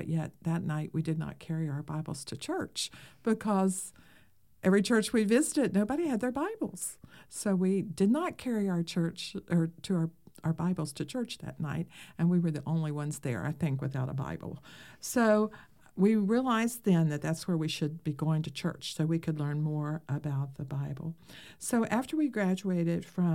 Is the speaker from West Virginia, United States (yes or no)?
yes; West Virginia, United States; I grew up in West Virginia, out in the country